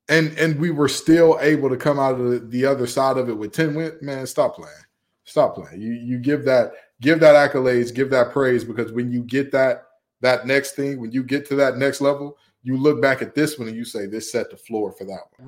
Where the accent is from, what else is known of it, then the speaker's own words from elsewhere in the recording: Big Ten country, Midwest, United States; moved away; I grew up in Big Ten country